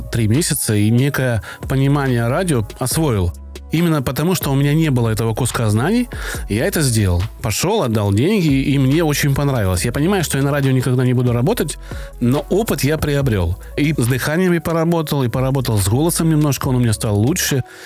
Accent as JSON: {"language": "Russian", "region": "Krasnodar Krai", "country": "Russia", "accent": "Kuban soft g", "said": "у меня вот мягкое «г», да, кубанское. Я с Кубани"}